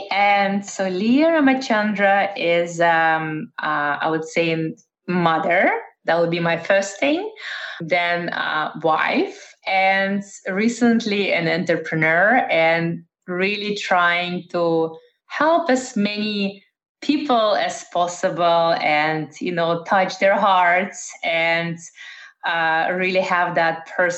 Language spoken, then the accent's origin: English; Netherlands; also born or lived in Russia; now in United States; But I was born in Russia, former Soviet Union. I grew up in the Netherlands and I've lived in Eastern Europe, in Middle East.